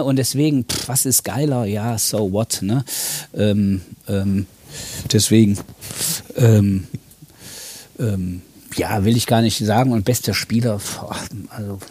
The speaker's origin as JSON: {"language": "German", "town": "Cologne", "region": "North Rhine-Westphalia", "country": "Germany", "tie": "born or raised there", "also_born_or_lived": "Siegen", "said": "Ich bin im Schatten des Müngersdorfer Stadions. Nicht geboren, aber aufgewachsen."}